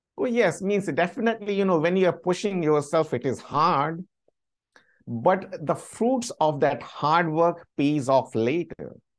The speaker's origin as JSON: {"language": "English", "country": "India", "tie": "born or raised there", "also_born_or_lived": "London", "moved": "as an adult", "lives_now": "United States"}